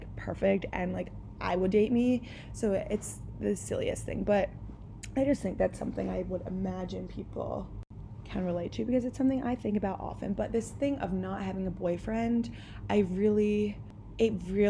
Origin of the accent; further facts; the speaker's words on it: the Main Line, Pennsylvania, United States; I am from the Main Line